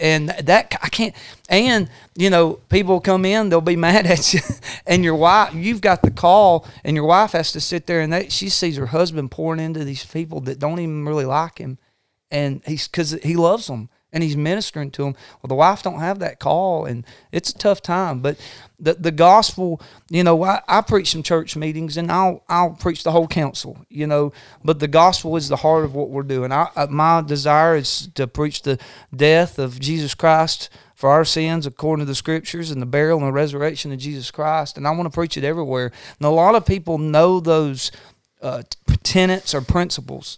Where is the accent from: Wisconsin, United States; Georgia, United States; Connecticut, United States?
Georgia, United States; Northwest Georgia Mountains, United States; we grew up in the Northwest Georgia Mountains, um, I, I grew up around, you know, old-timey preachers.